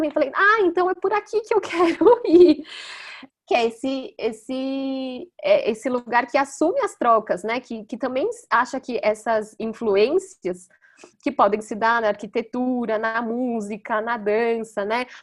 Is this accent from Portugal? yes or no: no; Brazil; E eu acho que as discussões ali e pensando que nós somos brasileiros estudando Japão, nossa, eu fico pensando, gente, é, é, é um, um, grupo de estudos muito valioso, sabe?